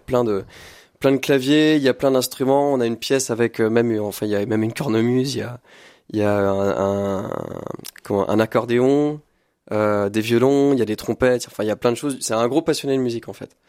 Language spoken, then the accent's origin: French; Blois, Centre-Val de Loire, France; moved away as an adult; now in Tours, France; Je suis né à Blois en 97 et j'ai grandi euh, dans le 41